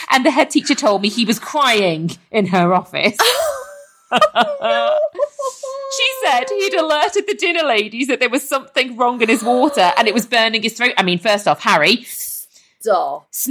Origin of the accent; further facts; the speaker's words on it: Liverpool, North West England, United Kingdom; I am from Liverpool, so I'm so sorry if this is offensive for the people from Liverpool.